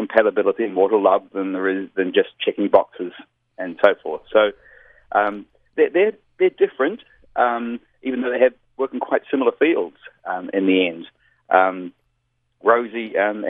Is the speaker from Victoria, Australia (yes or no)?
yes; Melbourne, Victoria, Australia; also born or lived in New Zealand; Melbourne, Australia, which is my hometown.